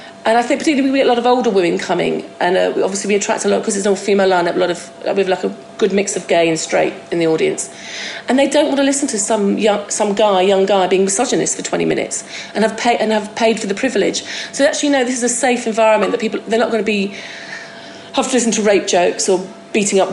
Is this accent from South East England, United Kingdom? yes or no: no; Scotland, United Kingdom; Being Scottish